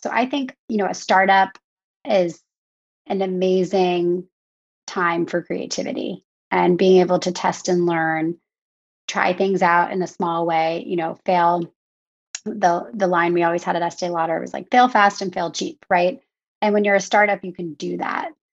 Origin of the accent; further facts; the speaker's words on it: outside of Philadelphia, Pennsylvania, United States; moved away as an adult; also born or lived in New York City; now in Long Island, United States; I grew up outside of Philadelphia